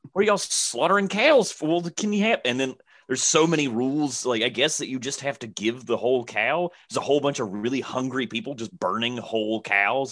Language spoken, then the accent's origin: English; Alabama, United States; I'm from Alabama